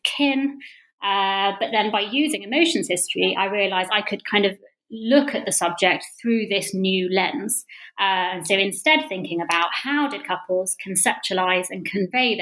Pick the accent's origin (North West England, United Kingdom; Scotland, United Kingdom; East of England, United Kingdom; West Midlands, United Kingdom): East of England, United Kingdom; Bedfordshire; moved away as an adult; also born or lived in Sheffield / London; I grew up in Bedfordshire.